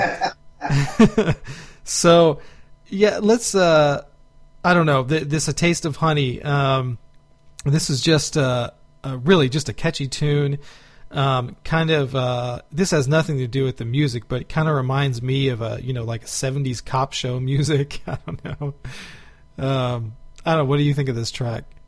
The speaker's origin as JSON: {"language": "English", "town": "Houston", "region": "Texas", "country": "United States", "tie": "born or raised there", "said": "growing up in Houston"}